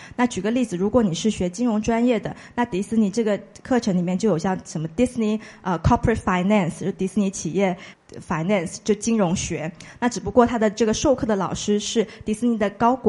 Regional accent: Shenzhen, Guangdong, China; also born or lived in United States; 我是深圳人，呃，像刚才介绍的，所说的，我是在美国完成的本科的学习，那后来就回归到祖国来工作，现在工作也有将近五年多的时间，呃，那我的工作的话呢，呃，我职业经历是分为两部分的，第一部分我是做，呃，品牌公关，就是市场营销这个领域的工作，那后来呢，我也做了一个转型，呃，我现在是猎头

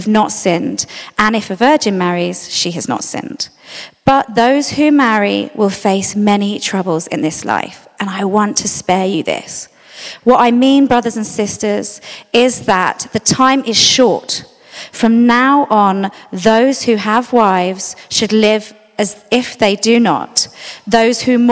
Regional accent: London, United Kingdom; I grew up in South London

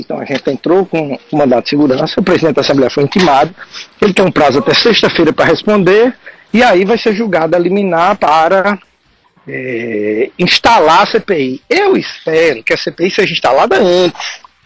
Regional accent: Northeast Region, Brazil; como nordestino, em especial nordestino do interior

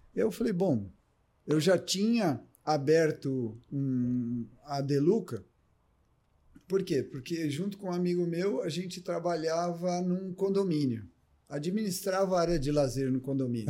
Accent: Ribeirão Preto, São Paulo, Brazil; also born or lived in Jaboticabal; me criei em Ribeirão Preto

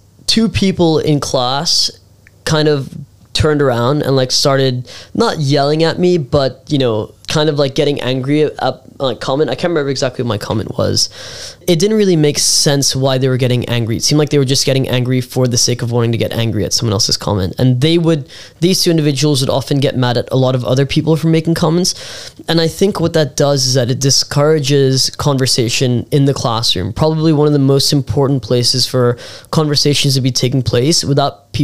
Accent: Hong Kong; also born or lived in United States; born and raised in Hong Kong, like myself

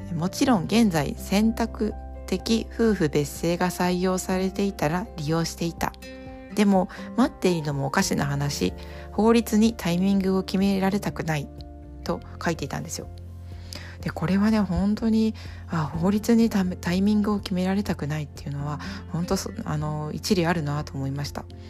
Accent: Japan; 今ですね日本に生まれ日本に育って日本にいますが

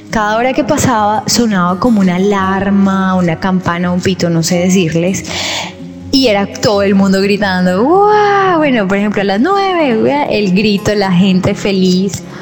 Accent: Colombia; Y nos dicen, no, nosotros somos de Colombia. Ay, nosotros también.

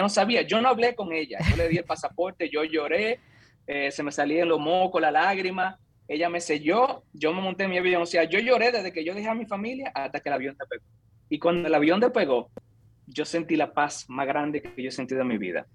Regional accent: San Francisco de Macorís, Duarte, Dominican Republic; moved away as an adult; also born or lived in Santo Domingo, Dominican Republic; now in San Francisco, United States; Nací, crecí, me eduqué en República Dominicana. Soy de San Francisco de Macorís, ahí viví hasta los 18 años.

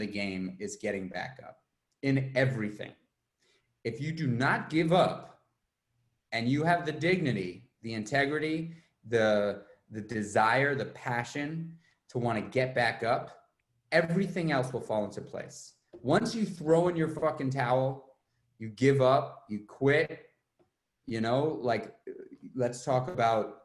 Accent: New York City, New York, United States; moved away as an adult; now in Ghent, United States; I grew up in New York City

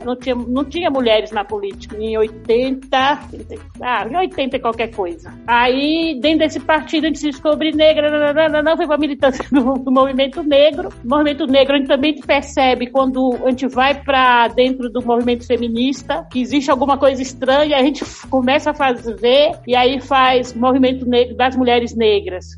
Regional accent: Salvador, Bahia, Brazil; Eu sou nascida em Salvador, em 1957

